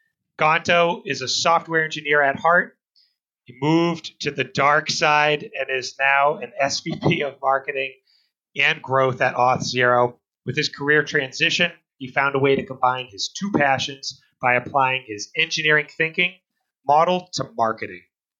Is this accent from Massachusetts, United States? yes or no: yes; Boston, Massachusetts, United States; a guy out of Boston